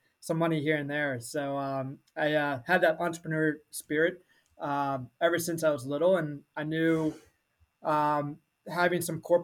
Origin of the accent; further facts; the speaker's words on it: Annapolis, Maryland, United States; also born or lived in Washington, D.C.; I'm originally from Annapolis, Maryland. I grew up there my entire life.